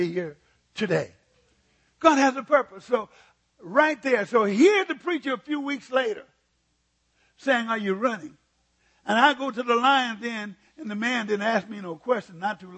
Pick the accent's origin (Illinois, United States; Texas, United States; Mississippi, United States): Mississippi, United States; moved away as an adult; now in California, United States; I was born and raised in Mississippi where we didn't have anything.